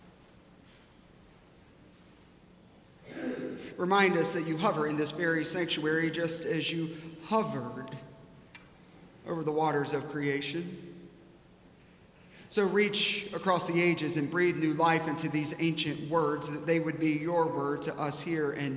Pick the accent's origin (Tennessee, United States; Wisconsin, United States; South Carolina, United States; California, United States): South Carolina, United States; I grew up in South Carolina